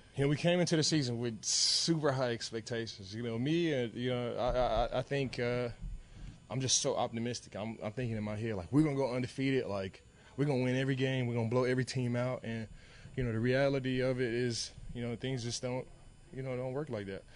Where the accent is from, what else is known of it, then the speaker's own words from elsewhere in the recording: Dallas, Texas, United States; moved away; I'm from Dallas